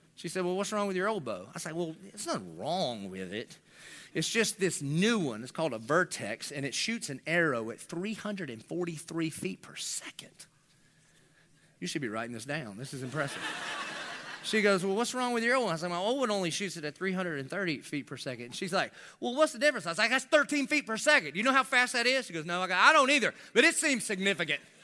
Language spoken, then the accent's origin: English; United States; I'm about as American as it gets.